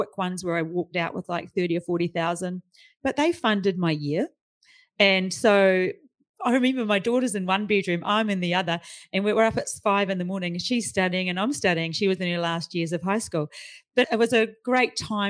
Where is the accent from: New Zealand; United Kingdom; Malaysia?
New Zealand; moved away as an adult; now in Australia; I'm from New Zealand.